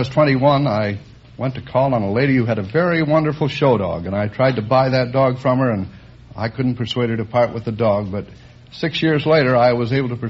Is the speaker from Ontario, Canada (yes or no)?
yes; London, Ontario, Canada; London, Canada.